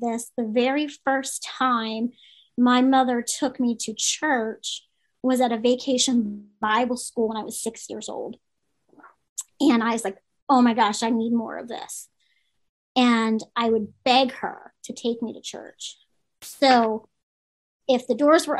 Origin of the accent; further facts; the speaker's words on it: Baltimore, Maryland, United States; I grew up in Baltimore City.